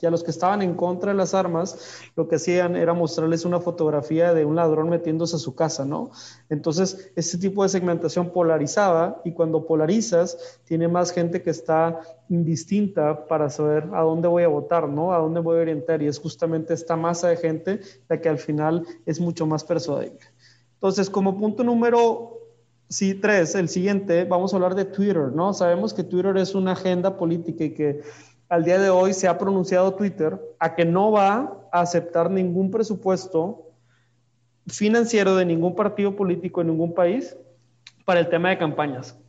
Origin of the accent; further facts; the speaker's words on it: Monterrey, Nuevo León, Mexico; yo soy de Monterrey